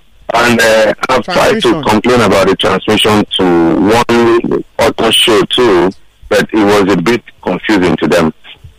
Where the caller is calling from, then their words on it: Lagos, Nigeria; I'm calling from Isolo.